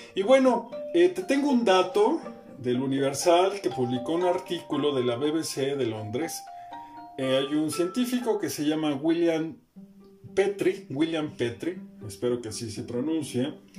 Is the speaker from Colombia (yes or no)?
no; Mexico; como mexicano